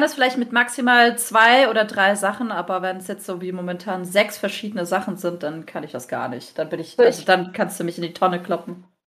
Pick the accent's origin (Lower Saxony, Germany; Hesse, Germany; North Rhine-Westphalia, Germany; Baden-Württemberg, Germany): Baden-Württemberg, Germany; Freiburg; Ich komme übrigens aus Freiburg